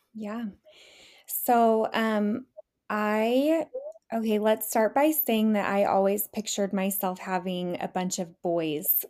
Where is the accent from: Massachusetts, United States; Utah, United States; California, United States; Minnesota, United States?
Utah, United States; born and raised in Utah.